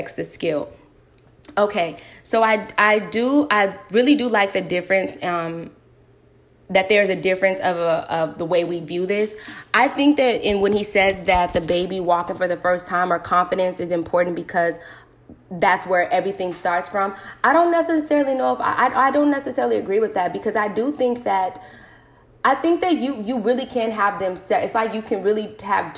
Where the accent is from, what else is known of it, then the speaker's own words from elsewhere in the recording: United States; I grew up in America